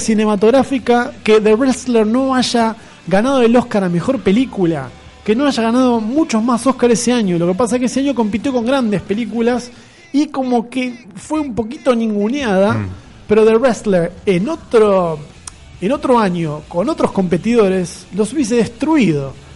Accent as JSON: {"language": "Spanish", "region": "Buenos Aires", "country": "Argentina", "said": "soy y moriré porteño"}